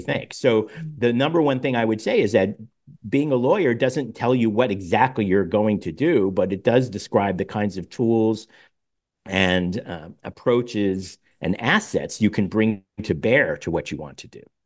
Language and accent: English; Pittsburgh, Pennsylvania, United States; also born or lived in New York; my parents later, uh, moved us to Pittsburgh